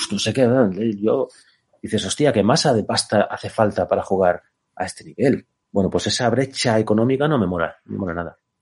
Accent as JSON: {"language": "Spanish", "region": "Galicia", "country": "Spain", "said": "soy gallego"}